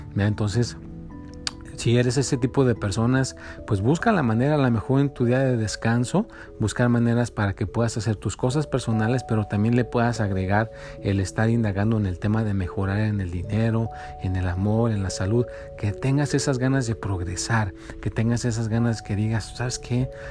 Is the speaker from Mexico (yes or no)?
yes; Mexico; now in United States; yo soy de México, por eso digo México